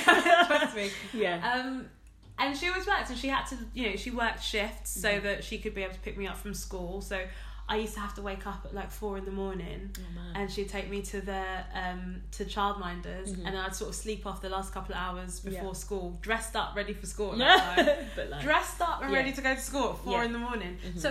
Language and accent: English; Ghana; I am a Ghanaian girl. Mm-hmm. I am West African.